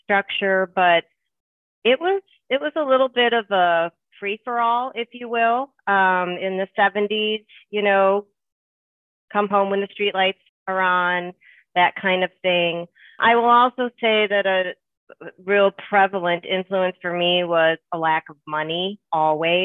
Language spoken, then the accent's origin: English; Harvey, Illinois, United States; also born or lived in Chicago Heights / Markham; I grew up in the neighborhoods of Harvey and Markham.